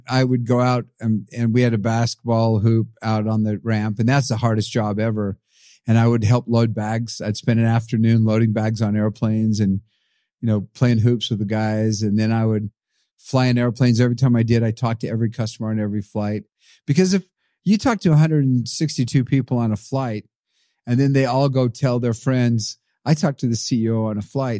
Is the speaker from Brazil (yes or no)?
yes; Brazil; born there; And then I was born in Brazil. My dad was a missionary there.